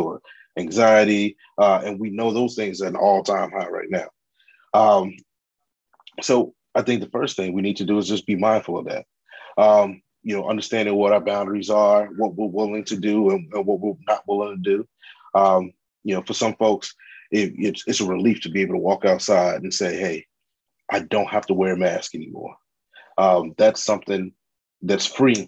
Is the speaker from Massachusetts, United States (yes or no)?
no; Chicago, Illinois, United States; I am a Chicagoan, you know, born and raised